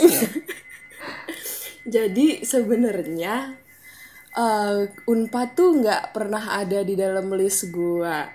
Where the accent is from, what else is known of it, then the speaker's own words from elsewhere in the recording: Jakarta, Indonesia; born there; Gue lahir di Jakarta 18 Juli tahun 2000